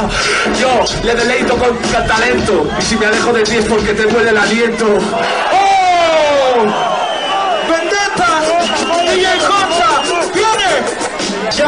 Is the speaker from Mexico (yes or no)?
no; Caracas, Capital District, Venezuela; born there; yo nací en Caracas